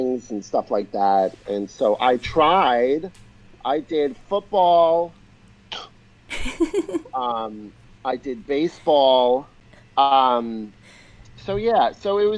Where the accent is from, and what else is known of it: New York, United States; born or raised there